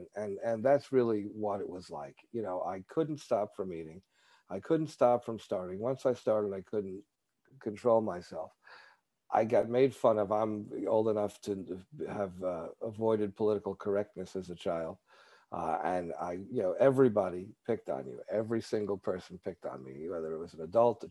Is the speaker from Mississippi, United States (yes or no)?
no; New York, United States; I grew up in New York, which, people are not shy about telling you what they think.